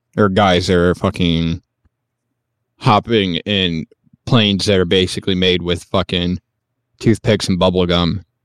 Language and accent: English; United States; as an American